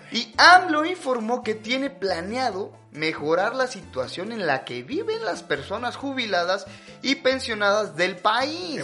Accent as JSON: {"language": "Spanish", "country": "Mexico", "said": "soy un mexicano flexible"}